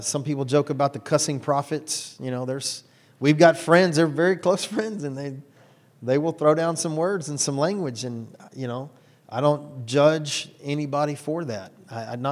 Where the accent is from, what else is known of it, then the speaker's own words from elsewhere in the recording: Houston, Texas, United States; I'm 100% white boy from right here in Houston